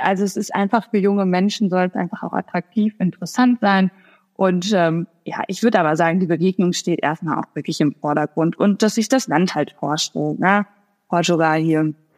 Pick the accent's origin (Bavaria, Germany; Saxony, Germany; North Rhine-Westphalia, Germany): North Rhine-Westphalia, Germany; Sauerland; ich komme selber aus dem Sauerland